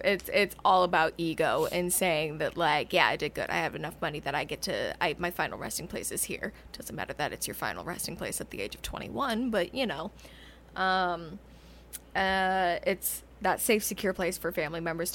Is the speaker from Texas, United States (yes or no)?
no; Tucson, Arizona, United States; growing up in Tucson